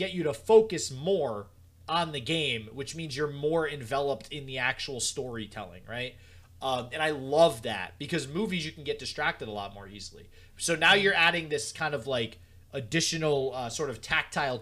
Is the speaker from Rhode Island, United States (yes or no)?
yes; Rhode Island, United States; because I'm from Rhode Island